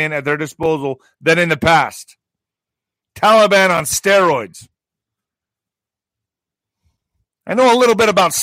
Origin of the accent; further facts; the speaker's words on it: southern New Mexico, United States; 20,000 Afghan refugees are coming to my hometown? And in this area, in the southwest area, Las Cruces is getting about 10,000